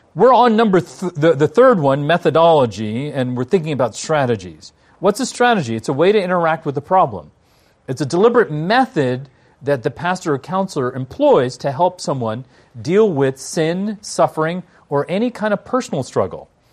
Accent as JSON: {"language": "English", "town": "Washington", "region": "District of Columbia", "country": "United States", "said": "I'm from Washington, D C."}